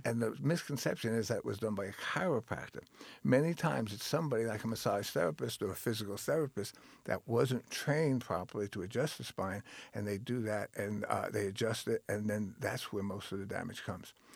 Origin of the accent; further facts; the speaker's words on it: Long Island, New York, United States; moved away as an adult; also born or lived in Tennessee / California; I grew up on Long Island, New York